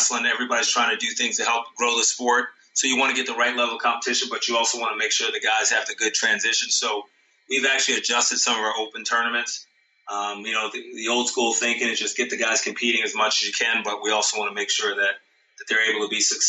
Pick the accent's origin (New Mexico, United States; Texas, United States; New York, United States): New York, United States; moved away; I always love to get back to New York, my home state.